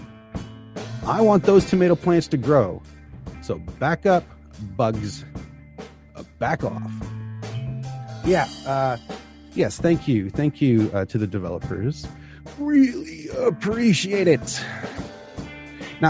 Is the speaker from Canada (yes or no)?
yes; Canada; moved away; as a Canadian